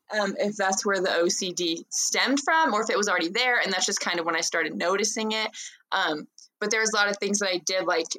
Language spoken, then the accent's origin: English; Los Angeles, California, United States; moved away as an adult; now in Provo, United States; I grew up in Los Angeles, but now I live in Provo just for school